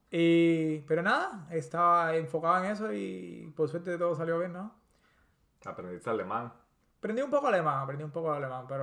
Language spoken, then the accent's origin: Spanish; Havana, Cuba; y bueno, yo, yo soy, como dicen los, los, los, americanos, crecido y engordado